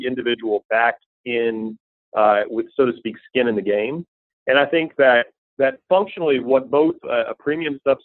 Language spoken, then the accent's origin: English; Tennessee, United States; moved away; I grew up in a relatively small town in Tennessee